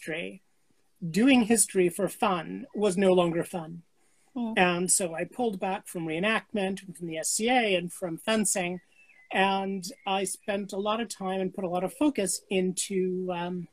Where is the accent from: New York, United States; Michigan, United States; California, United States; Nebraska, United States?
New York, United States; New York City; moved away; also born or lived in Toronto, Canada; I was born in New York City